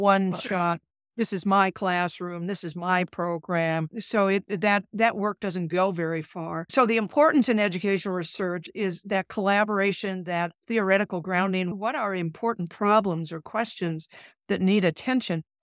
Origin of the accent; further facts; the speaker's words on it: Minnesota, United States; moved away as an adult; also born or lived in Alabama / California / Nebraska; now in Omaha, United States; I'm from Minnesota